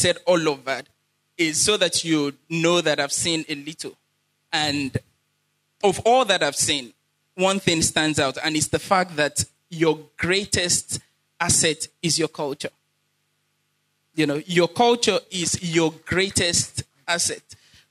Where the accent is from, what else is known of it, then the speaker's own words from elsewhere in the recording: Badagry, Lagos, Nigeria; I'm from Badagry, Boyoko Quarters.